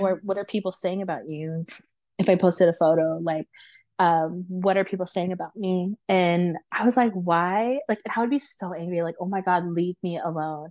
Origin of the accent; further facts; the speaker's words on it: Los Angeles, California, United States; born and raised in America, and then, like, born and raised in, like, Los Angeles